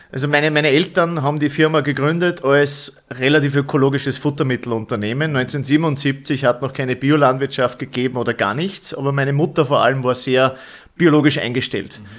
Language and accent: German; Bad Schallerbach, Upper Austria, Austria; ich komme aus Österreich, also als Oberösterreich, genauer